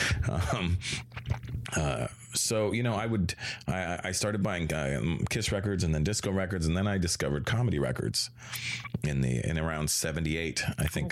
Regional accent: Toronto, Ontario, Canada; also born or lived in Brampton, Ontario; I was born in Toronto in 1970

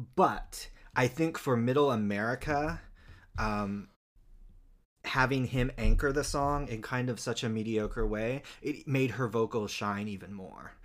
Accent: Utah, United States; moved away; I'm from Utah

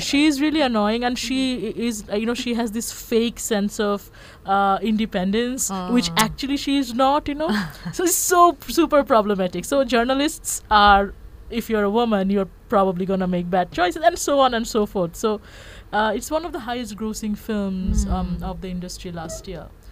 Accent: Bangladesh; I'm from Bangladesh, and that entire region is um, highly influenced by Bollywood

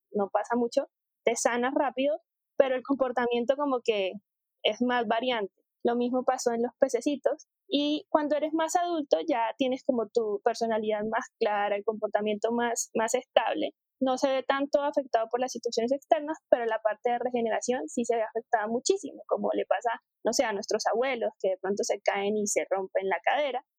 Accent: Cartagena, Bolívar, Colombia; moved away as an adult; also born or lived in Bogotá; yo soy de Cartagena, de la costa eh, norte de, Colombia.

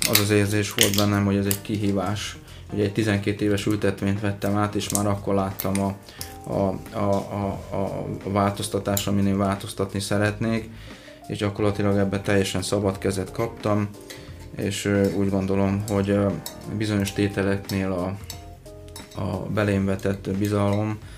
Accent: Szentlőrinc, Baranya, Hungary; baranyai származású

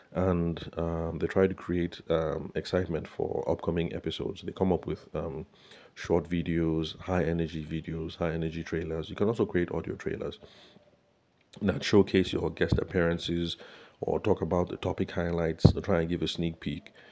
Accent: Benue, Nigeria; now in Abuja, Nigeria; my home state, in Benue State

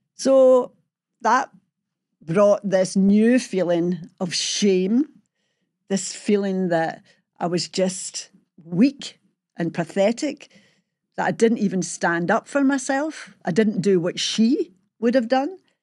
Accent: Glasgow, Scotland, United Kingdom; how I was brought up and living in Springburn in the sixties

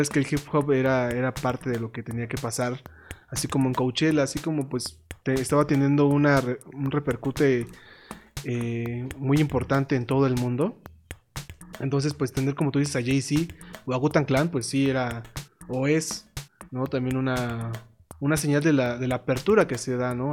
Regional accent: Mexico; somos mexicanos

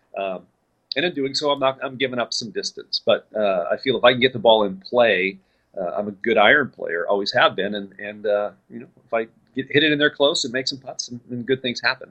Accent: Southern California, United States; moved away as an adult; also born or lived in El Paso, Texas; now in Dallas, United States; I grew up in Southern California

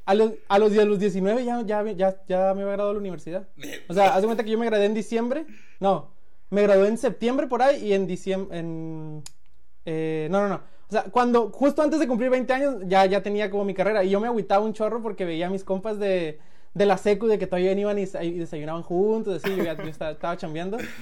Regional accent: Culiacán, Sinaloa, Mexico; moved away as an adult; also born or lived in Colima / Guadalajara; now in United States; soy de Culiacán. Ahí nací, ahí viví hasta los 22, ahorita tengo 29.

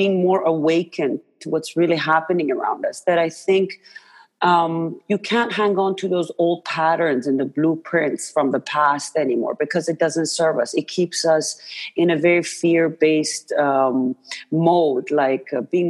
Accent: Iran; moved away; I was born and raised in Iran

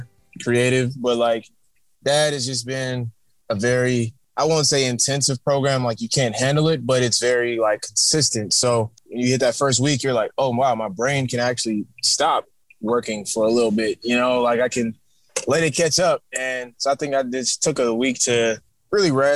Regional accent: Atlanta, Georgia, United States; also born or lived in New York / Virginia Beach; I'm from Atlanta, Georgia, originally born up north

